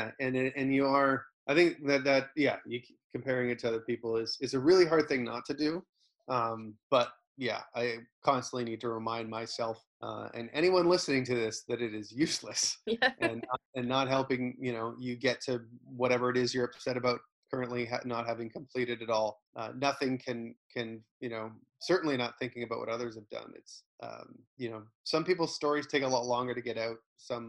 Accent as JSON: {"language": "English", "country": "Canada", "said": "You know, I'm a Canadian entertainer"}